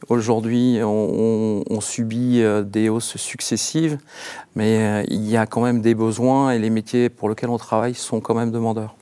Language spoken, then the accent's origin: French; Orne, Normandy, France; je suis issu du département de l'Orne